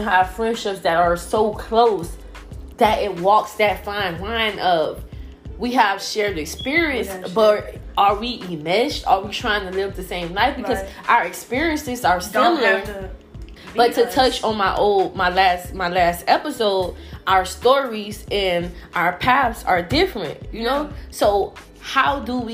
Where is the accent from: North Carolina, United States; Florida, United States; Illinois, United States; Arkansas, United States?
Florida, United States; Miami; now in Atlanta, United States; I'm from Miami